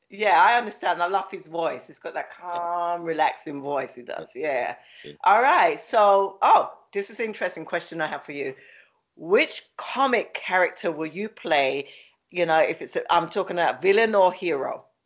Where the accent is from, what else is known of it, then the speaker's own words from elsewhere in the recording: London, United Kingdom; accent: London; now in Philadelphia, United States; My accent is from London, but I live in the, um, Philly